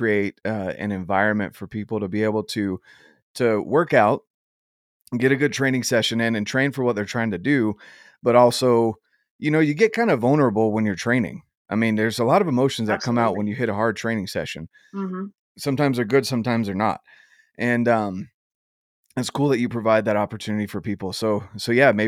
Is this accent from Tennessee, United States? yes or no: no; North Carolina, United States; now in Utah, United States; I'm originally from North Carolina.